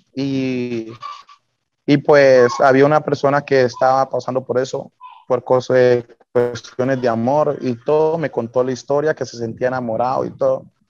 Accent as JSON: {"language": "Spanish", "town": "Llorente", "region": "Nariño", "country": "Colombia", "also_born_or_lived": "Bogotá / Cali", "said": "tener el nombre de mi pueblo en alto"}